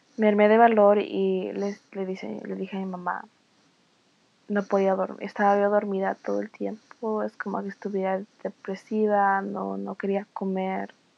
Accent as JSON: {"language": "Spanish", "town": "Los Angeles", "region": "California", "country": "United States", "tie": "born or raised there", "said": "yo soy nacida aquí en los Estados Unidos, parte de Los Ángeles, California"}